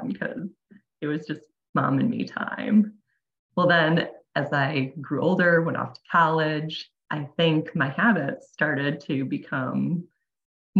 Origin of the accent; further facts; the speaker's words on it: Wisconsin, United States; also born or lived in Phoenix, Arizona; I live in Wisconsin. I've pretty much lived here my entire life